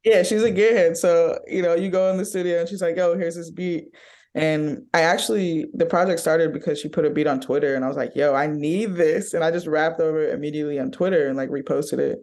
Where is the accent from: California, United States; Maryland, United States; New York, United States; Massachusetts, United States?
California, United States; Oakland; I'm from Oakland